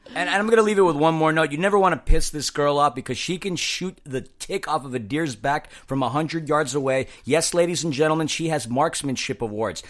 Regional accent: New York, United States; being a New Yorker

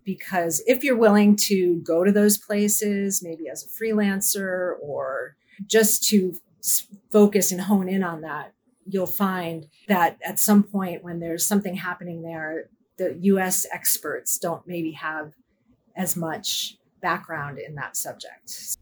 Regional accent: United States; As an American

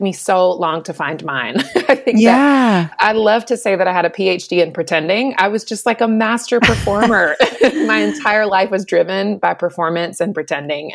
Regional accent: North Carolina, United States; I was born and raised in North Carolina

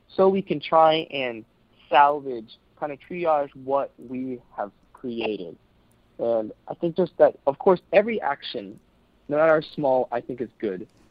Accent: United States; I we're from South Korea originally. I was born in the U.S.

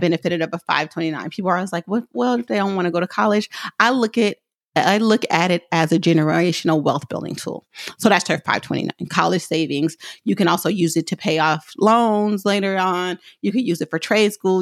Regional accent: Oakland, California, United States; I'm from Oakland, so I say hella simple

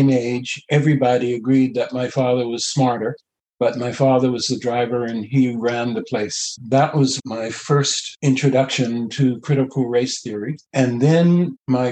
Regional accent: Bermuda; now in Canada; I was born in Bermuda

